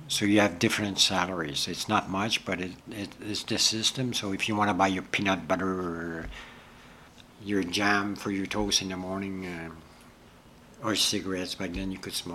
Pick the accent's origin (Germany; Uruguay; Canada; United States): Canada; Ontario; I'm from Ontario